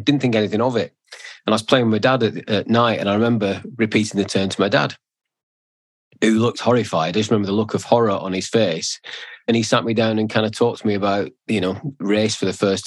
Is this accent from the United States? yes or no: no; Bolton, North West England, United Kingdom; I grew up in Bolton